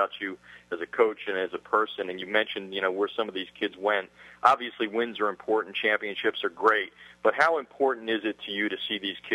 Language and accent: English; Pennsylvania, United States; moved away; I'm from Pennsylvania originally